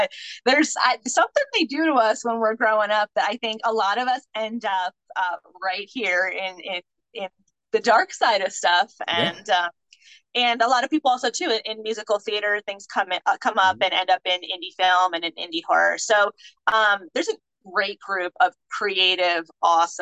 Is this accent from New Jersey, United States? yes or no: yes; New Jersey, United States; moved away as an adult; also born or lived in West Coast; I grew up in Jersey